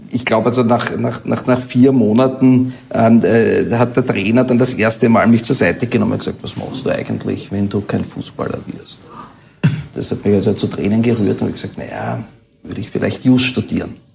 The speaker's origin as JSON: {"language": "German", "town": "Mödling", "region": "Lower Austria", "country": "Austria", "tie": "born or raised there", "said": "wir kommen aus Mödling und mein, mein Elternhaus ist in Mödling und da habe ich also von klein auf gespielt"}